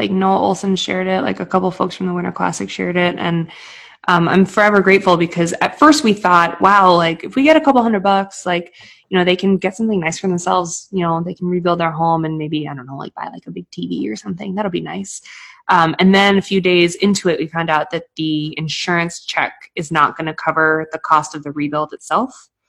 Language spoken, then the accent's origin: English; Boston, Massachusetts, United States; also born or lived in Maine; I moved from Boston, where I think I got my cold heart of steel. we're just like asshole New Englanders in Boston.